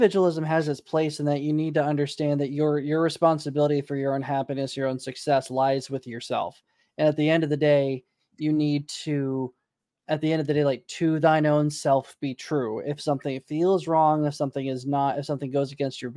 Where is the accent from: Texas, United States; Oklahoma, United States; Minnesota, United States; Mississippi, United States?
Oklahoma, United States; Tulsa; My hometown, Tulsa, Oklahoma